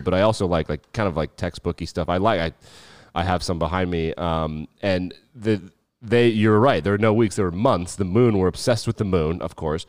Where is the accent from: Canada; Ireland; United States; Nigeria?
United States; Wyoming; when we were growing up in Wyoming